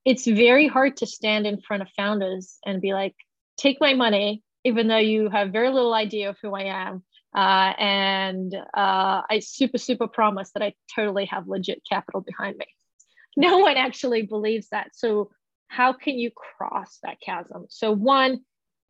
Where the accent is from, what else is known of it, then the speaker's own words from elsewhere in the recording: Australia; moved away; I grew up in Australia, but I haven't really worked there for the last decade